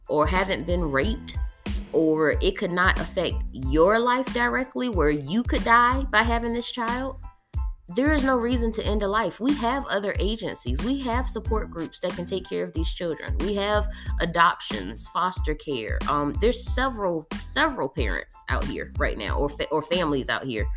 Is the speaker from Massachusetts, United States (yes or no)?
no; North Carolina, United States; now in Texas, United States; that's my home state